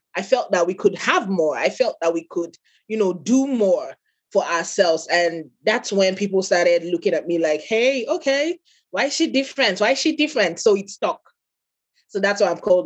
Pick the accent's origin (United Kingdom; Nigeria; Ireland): Nigeria; I am an African, I'm Nigerian